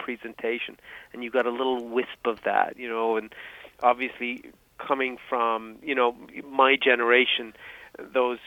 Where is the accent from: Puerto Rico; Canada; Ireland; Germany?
Ireland; Dublin, Leinster; moved away as an adult; now in United States; I'm from Dublin, from Ireland. So I grew up in a small suburb of Dublin City, the metropolis of Ireland